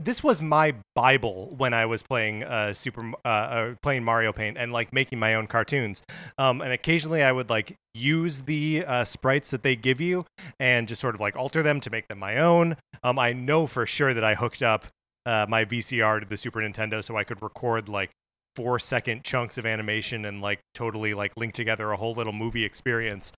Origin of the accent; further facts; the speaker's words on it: United States; Mark and I are both, uh, American boys who grew up as American boys